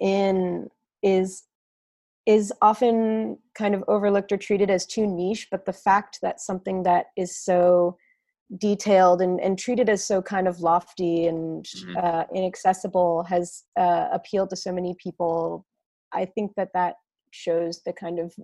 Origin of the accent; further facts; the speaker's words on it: Boston, Massachusetts, United States; growing up in the Boston area